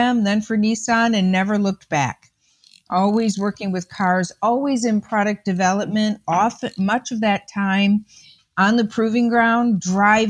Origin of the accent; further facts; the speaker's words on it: Ypsilanti, Michigan, United States; I was born in the Detroit area, in a community called Ypsilanti, which is just outside of Ann Arbor, and grew up in a house